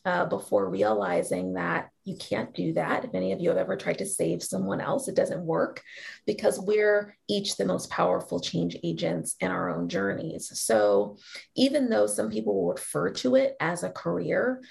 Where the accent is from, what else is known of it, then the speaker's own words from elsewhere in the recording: Seattle, Washington, United States; moved away; a really magical place called Seattle Girls School in my hometown